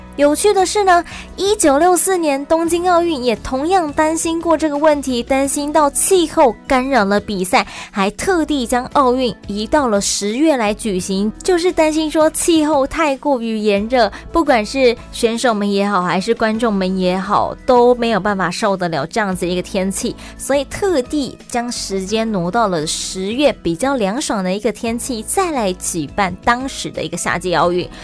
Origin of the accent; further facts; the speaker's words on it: Taiwan; 咱们台湾人